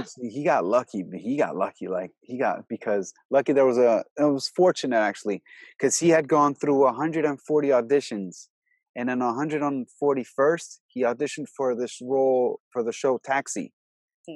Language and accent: English; Albania; now in United States; I'm from Albania. And I've only been in America